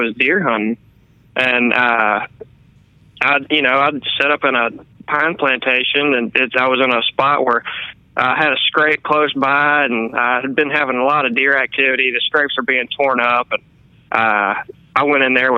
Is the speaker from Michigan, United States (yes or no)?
no; Northwest Louisiana, United States; I'm actually from Northwest Louisiana, and I grew up on a little farm outside of town